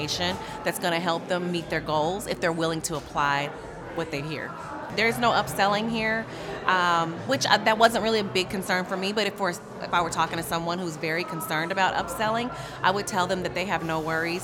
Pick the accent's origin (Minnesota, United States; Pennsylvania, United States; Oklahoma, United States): Oklahoma, United States; Tulsa; I'm from Tulsa, Oklahoma.